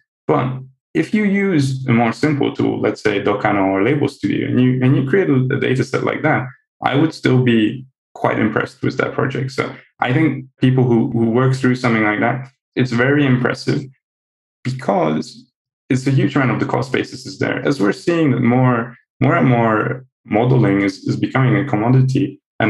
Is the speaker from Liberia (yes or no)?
no; Hungary; I'm half Dutch, half Hungarian, actually. But I grew up in Hungary